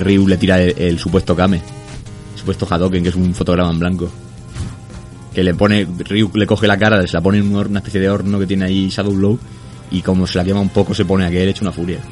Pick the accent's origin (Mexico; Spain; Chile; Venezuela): Spain; aquí en España nunca hemos dicho gringo para nada